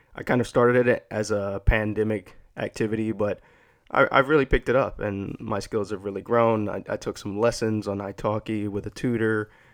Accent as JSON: {"language": "English", "region": "Texas", "country": "United States", "tie": "born or raised there", "said": "growing up in Texas."}